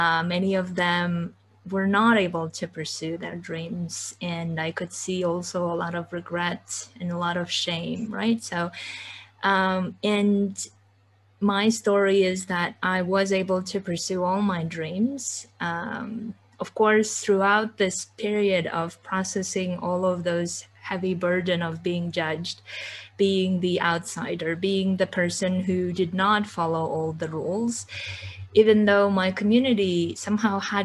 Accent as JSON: {"language": "English", "country": "Kyrgyzstan", "moved": "yes", "said": "I come from Kyrgyzstan. I come from a very conservative village"}